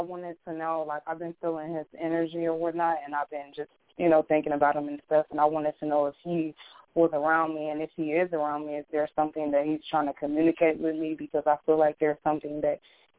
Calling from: Illinois, United States; I'm calling from Illinois.

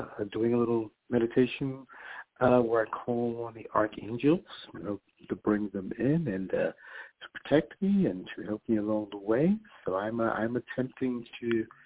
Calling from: New York, United States; I'm calling from New York

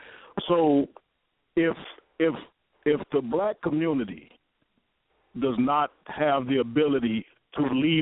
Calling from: Michigan, United States; I'm calling from Michigan.

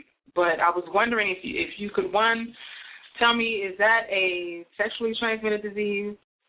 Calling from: Maryland, United States; I'm calling from Maryland.

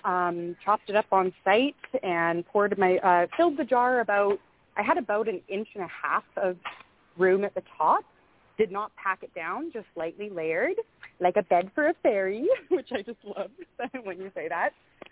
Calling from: the Kootenays in British Columbia, Canada; I'm calling from the Kootenays in British Columbia.

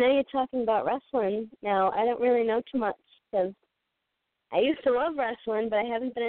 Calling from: New Bedford, Massachusetts, United States; I'm calling from New Bedford, Mass.

